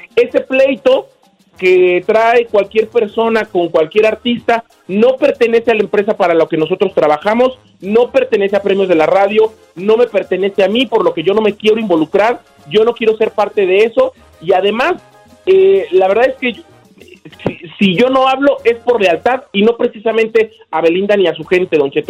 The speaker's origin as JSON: {"language": "Spanish", "town": "Morelia", "region": "Michoacán", "country": "Mexico", "tie": "born or raised there", "said": "mi tierra natal es Morelia, Michoacán"}